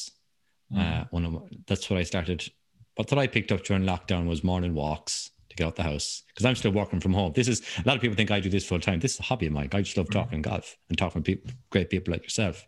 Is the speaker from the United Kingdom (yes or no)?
no; Kilfenora, Munster, Ireland; down to a place called Kilfenora, where I'm from